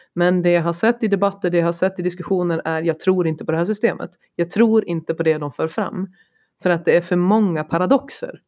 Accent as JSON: {"language": "Swedish", "country": "Sweden", "moved": "yes", "said": "Jag är svensk, jag ser utifrån svenskt perspektiv."}